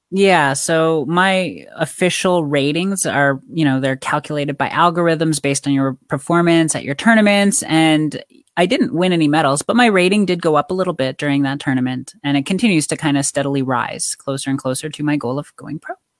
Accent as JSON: {"language": "English", "country": "Canada", "tie": "born or raised there", "said": "I grew up in Canada"}